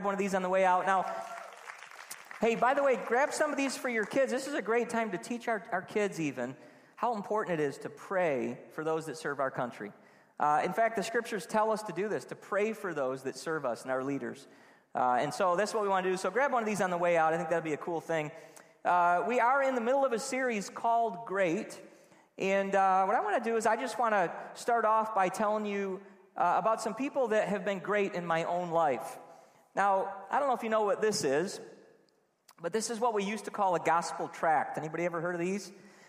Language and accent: English; Trenton, New Jersey, United States; I was on Grange Road in Trenton, just going to all these houses and trick-or-treating. I grew up in Trenton.